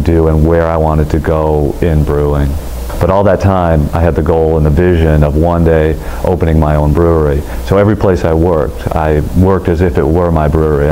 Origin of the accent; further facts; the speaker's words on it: Ann Arbor, Michigan, United States; I was born in the town that I live in now, Ann Arbor